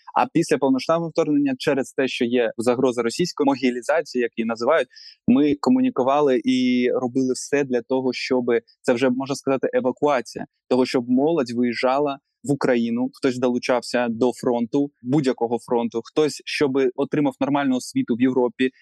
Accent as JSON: {"language": "Ukrainian", "town": "Yevpatoria", "region": "Crimea", "country": "Ukraine", "tie": "born or raised there", "moved": "yes", "lives_now": "Kyiv, Ukraine", "said": "в моєму рідному місті Євпаторія"}